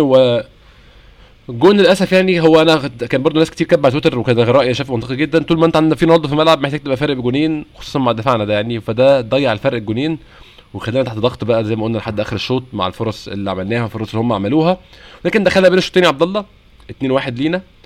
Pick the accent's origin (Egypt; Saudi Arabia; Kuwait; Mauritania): Egypt; هنا عندنا في مصر